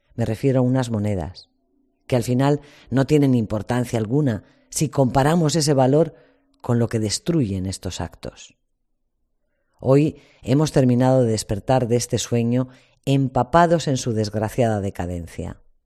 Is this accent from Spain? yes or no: yes; Spain; Como españoles